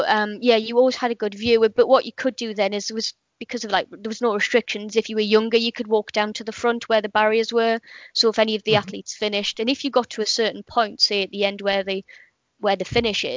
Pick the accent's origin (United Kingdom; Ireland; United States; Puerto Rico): United Kingdom; Gateshead, North East England; moved away as an adult; now in Portsmouth, United Kingdom; I was born in Gateshead, which is in the northeast of England